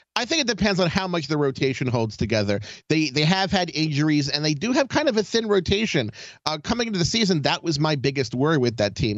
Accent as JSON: {"language": "English", "town": "Baltimore", "region": "Maryland", "country": "United States", "said": "I'm from Baltimore"}